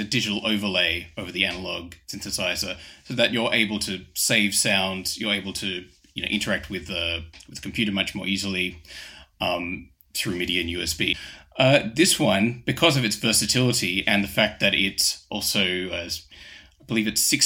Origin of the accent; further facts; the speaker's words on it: Australia; moved away as an adult; now in London, United Kingdom; I'm originally from Australia, but I've lived in London for the last 15 years